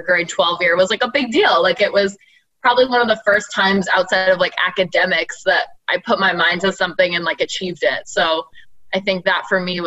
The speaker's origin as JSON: {"language": "English", "town": "Halifax", "region": "Nova Scotia", "country": "Canada", "tie": "born or raised there", "moved": "as an adult", "lives_now": "Toronto, Canada", "said": "I was born and raised in Halifax, Nova Scotia. I moved to Toronto like right when I graduated university"}